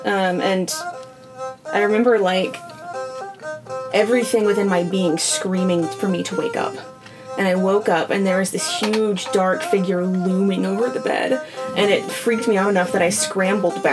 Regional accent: Georgia, United States; accent: southern

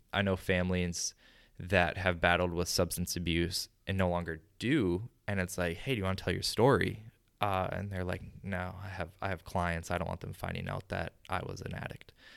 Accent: Chaska, Minnesota, United States; my hometown then, you know, grabs it, and Chaska Herald does an article on it

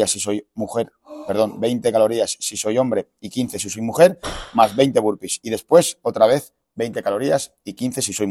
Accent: Fuenlabrada, Community of Madrid, Spain; En Fuenla se dice En Fuenla. yo, soy de Fuenla.

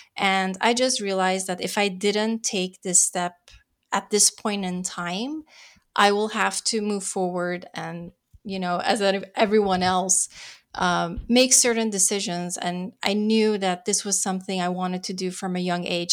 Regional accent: Netherlands; moved away as an adult; now in Los Angeles, United States; I'm born and raised in the Netherlands, moved to L A to pursue my Californian dream

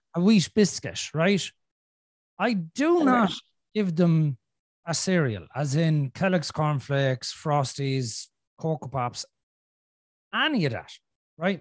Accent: Ireland; I'm Irish.

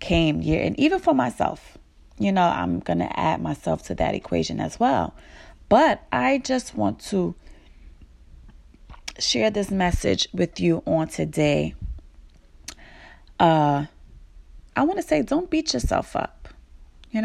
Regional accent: New York City, New York, United States; I was born and raised in Brooklyn

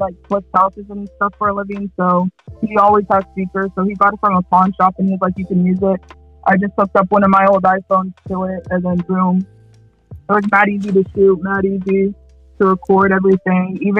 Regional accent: Kansas, United States; I'm from Kansas, so it's the weather's bipolar as hell

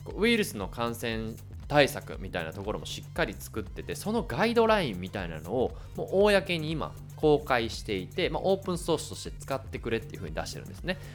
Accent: Hyogo, Japan; moved away; 僕は地元が兵庫県なんで、こう実家帰ったりしたら会いに行ったりとか

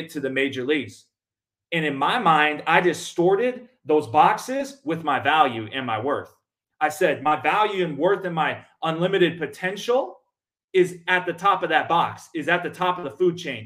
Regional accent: Minnesota, United States; moved away as an adult; now in Mesa, Arizona, United States; growing up in Minnesota

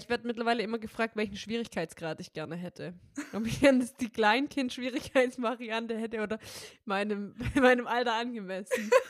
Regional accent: North Rhine-Westphalia, Germany; now in Hamburg, Germany; ich komme ja auch aus Baden-Württemberg ursprünglich und da gab es ja Osterferien. Ja, bei uns in NRW auch.

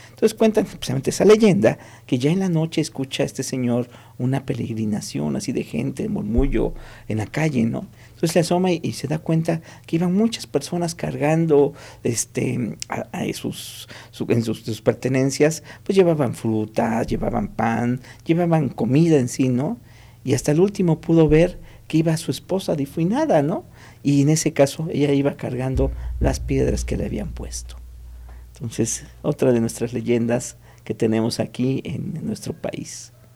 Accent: Mexico; es parte de lo que nos hace ser mexicanos

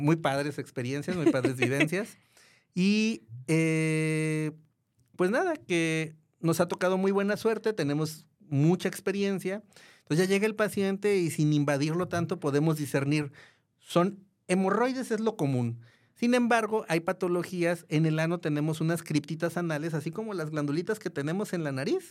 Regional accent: Guadalajara, Jalisco, Mexico; also born or lived in Mexico City; soy de Guadalajara, siempre he estado en Guadalajara

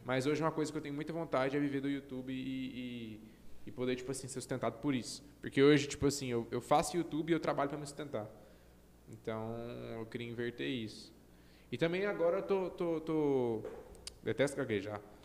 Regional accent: Goiânia, Goiás, Brazil; eu acho que eu sou de Goiânia

